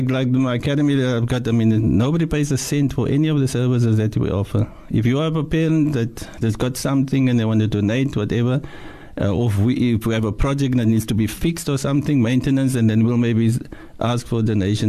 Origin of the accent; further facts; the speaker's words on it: Cape Town, Western Cape, South Africa; I'm from Mannenberg